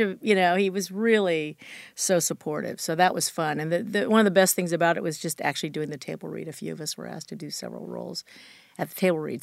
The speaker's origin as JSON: {"language": "English", "town": "Chula Vista", "region": "California", "country": "United States", "tie": "born or raised there", "said": "I grew up in Chula Vista, which is south of San Diego"}